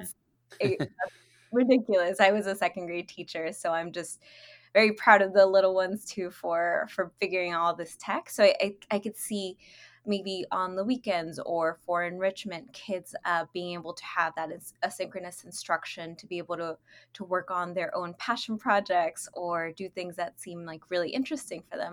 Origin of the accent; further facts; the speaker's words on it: Inglewood, California, United States; moved away as an adult; also born or lived in Lennox, California / Hawthorne, California / Massachusetts / Texas; I am originally from California. Uh, I grew up in Inglewood, Lenox, and Hawthorne.